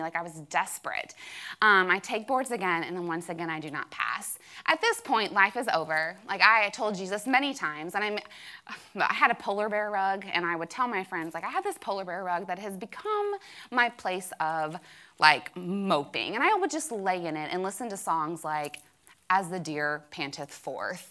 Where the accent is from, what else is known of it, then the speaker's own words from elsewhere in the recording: Kentucky, United States; I was from Kentucky, that I claimed to be a Christian